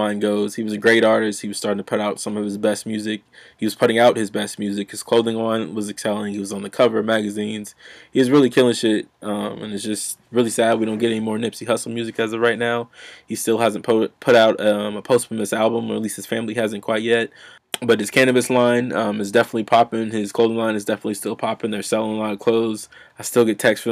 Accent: Nebraska, United States; I'm from Nebraska.

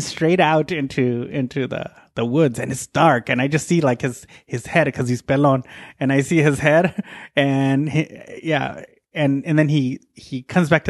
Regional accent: Oregon, United States; I grew up in Oregon

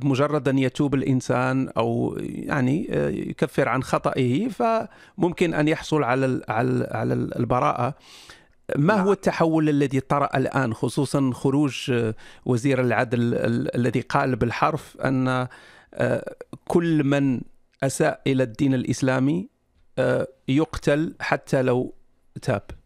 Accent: Morocco; أنا مغربي

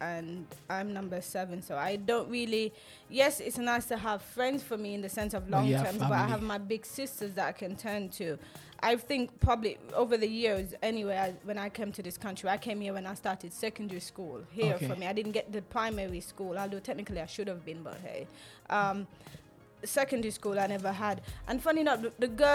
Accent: Jamaica; now in England; when I grew up in Jamaica

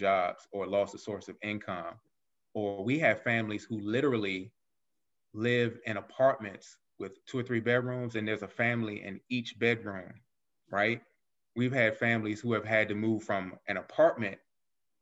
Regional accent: Alexandria, Virginia, United States; I grew up in Arlandria, Chitilagua

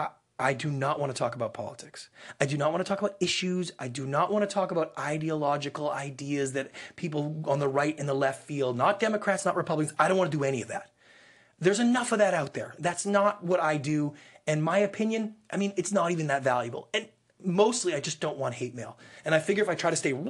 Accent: Canada; moved away as an adult; now in United States; I am Canadian, so I am not an American citizen. I'm an immigrant to this country. I came here 12 years ago.

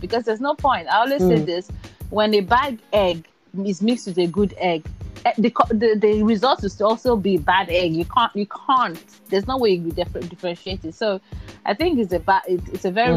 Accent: Nigeria; we grew up in Nigeria and in areas whereby it's very cultural / religious

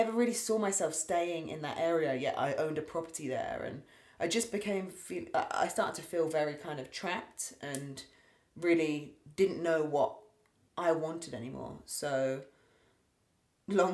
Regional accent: Berkshire, west of London, South East England, United Kingdom; also born or lived in United States; I've grown up and lived in the same area

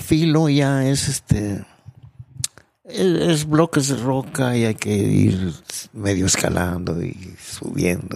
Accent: Mexico; Como todo mexicano

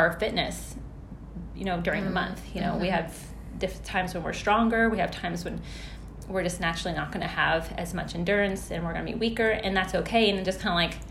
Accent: Clearwater, Florida, United States; moved away as an adult; also born or lived in Elizabethtown, Kentucky; now in New Albany, United States; I am from Clearwater, Florida

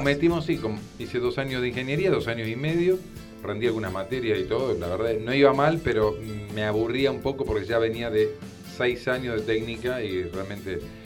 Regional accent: Argentina; salimos dos de Argentina

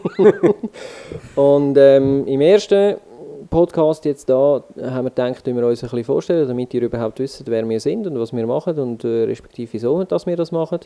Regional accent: Switzerland; accent: Swiss German dialect; sicher Deutschschweiz und auf Schweizer Mundart

